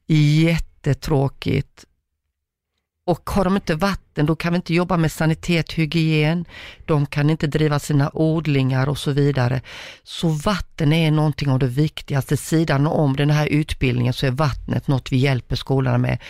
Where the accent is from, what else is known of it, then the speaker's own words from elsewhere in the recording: Croatia; also born or lived in Uganda; now in Sweden; jag är född i Kroatien, mina gener där och allt vad det innebär. Och så kommer man till Sverige